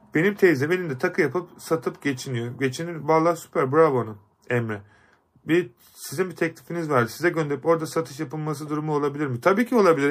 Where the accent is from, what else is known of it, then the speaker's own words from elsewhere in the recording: Kars, Kars Province, Turkey; moved away; Kars'a geleceğiz. Ee, memleketim.